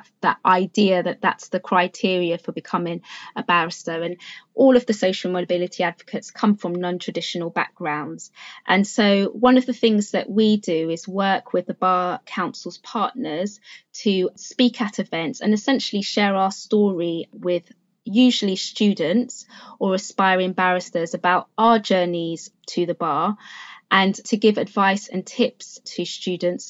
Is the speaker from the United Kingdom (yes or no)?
yes; London, United Kingdom; also born or lived in Freetown, Sierra Leone; a school in Newham, which is actually the borough in which I grew up in London